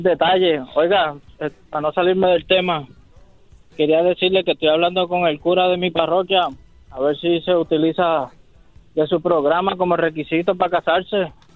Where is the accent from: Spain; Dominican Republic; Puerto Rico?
Puerto Rico; soy puertorriqueño